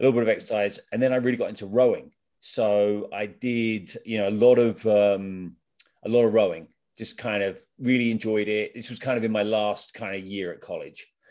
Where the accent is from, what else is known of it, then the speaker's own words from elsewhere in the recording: England, United Kingdom; moved away; I'm really from England